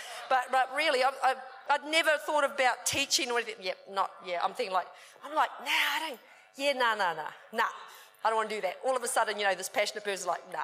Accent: New Zealand; I was brought up in New Zealand

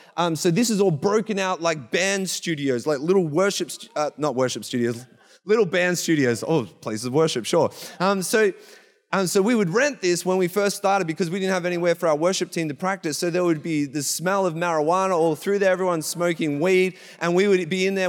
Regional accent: Traralgon, Victoria, Australia; accent: Australian; moved away as an adult; now in Canada; we come from Gippsland, I come from a town called Terrelgan.

